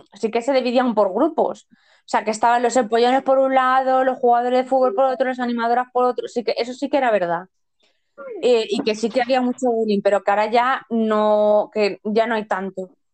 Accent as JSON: {"language": "Spanish", "country": "Spain", "said": "Desde aquí como española básica"}